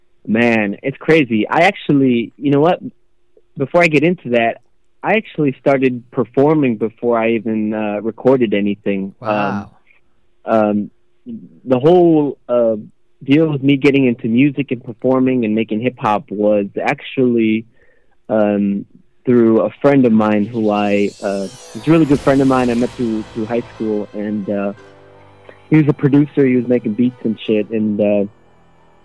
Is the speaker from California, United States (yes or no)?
no; Chicago, Illinois, United States; moved away as an adult; now in Germany; I was born and raised in Chicago. I lived there my whole life, so I grew up around hip hop music.